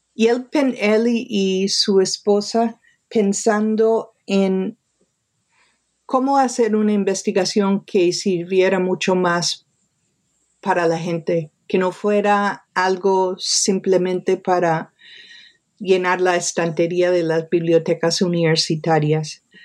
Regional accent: New York, United States; Nací en Nueva York, me crié en Nueva York.

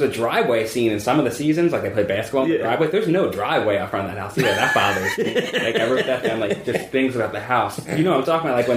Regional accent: Philadelphia, Pennsylvania, United States; I grew up in Philly.

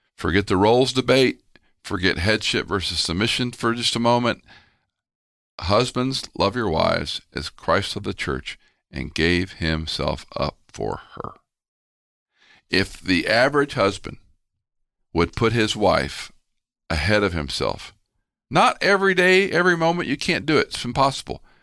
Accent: Houston, Texas, United States; moved away; also born or lived in Atlanta; I used to go back to Houston, where I grew up mostly, I was born in Atlanta

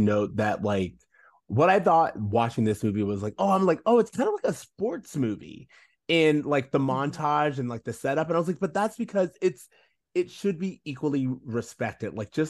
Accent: Florida, United States; We're from Florida, remember.

